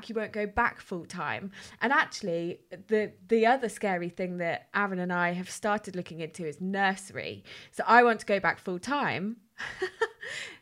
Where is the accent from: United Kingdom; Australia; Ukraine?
United Kingdom; as British people